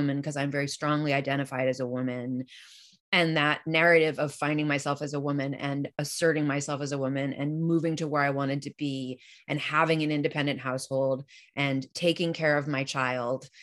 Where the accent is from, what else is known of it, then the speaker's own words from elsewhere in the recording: New York City, New York, United States; moved away; also born or lived in Portland, Oregon / Boulder, Colorado; I was born and raised in New York City